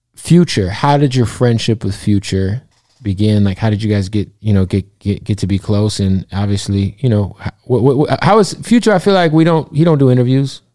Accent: Phoenix, Arizona, United States; I'm from Phoenix

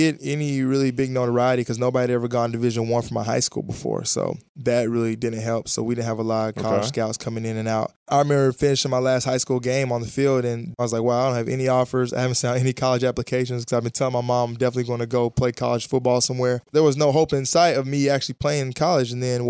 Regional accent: Huntsville, Alabama, United States; there were a lot of scouts there for college basketball growing up in Huntsville, Alabama.

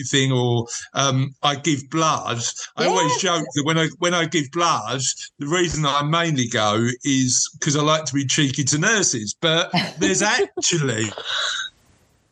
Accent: London, United Kingdom; moved away; I'm from Canning Town in Newham originally

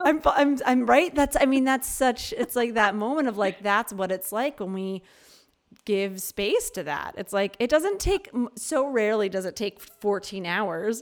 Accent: Philadelphia, Pennsylvania, United States; moved away; also born or lived in New Mexico; I grew up in Philadelphia and then I'm, I've lived a lot of places, but when I lived in New Mexico

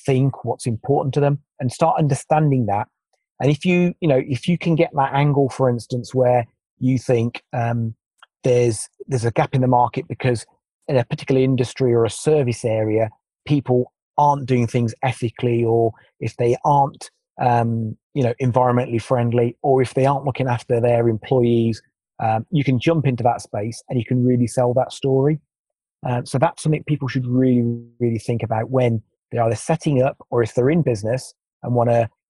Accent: just outside Birmingham, West Midlands, United Kingdom; I was born just outside Birmingham

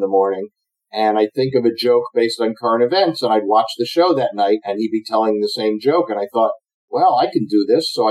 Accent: United States; I'm an American pilot

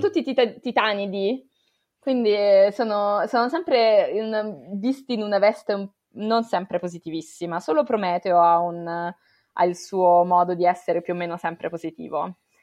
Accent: Italy; quelli che sono cresciuti in Italia

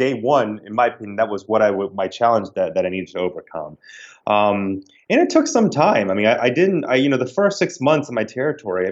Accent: the South, United States; accent: Southern twang; moved away; I grew up in the South. I'm a Southern boy by heart, you know, and what, if I'm back home more than, you know, 12 hours, my Southern twang starts to come out.

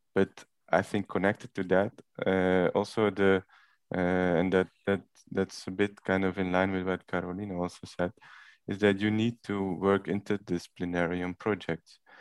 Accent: Belgium; now in Rotterdam, Netherlands; I'm from Belgium, so I'm not Dutch

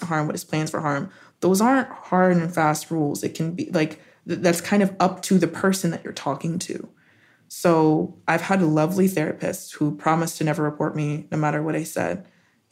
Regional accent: Colorado, United States; also born or lived in Arizona; I grew up in Colorado. I was in the Rockies.

